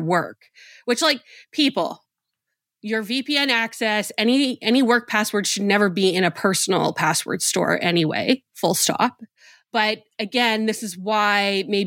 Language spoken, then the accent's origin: English; Winnipeg, Manitoba, Canada; I grew up in Winnipeg, Manitoba, Canada